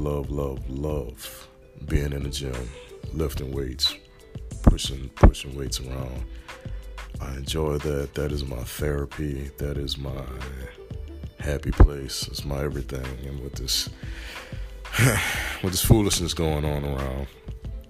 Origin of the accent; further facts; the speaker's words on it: New Orleans, Louisiana, United States; moved away; also born or lived in Marrero (Woodmere), Louisiana / Tennessee / California / Washington; I was born and raised down in New Orleans, Louisiana